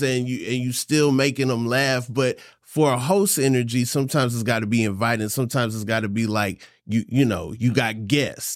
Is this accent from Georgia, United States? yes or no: yes; Atlanta, Georgia, United States; I'm from Atlanta